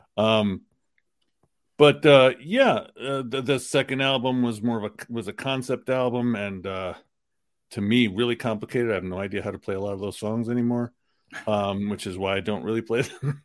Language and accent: English; New York City, New York, United States; the part of Queens that I lived in was Queens Village, which is right on the border of Long Island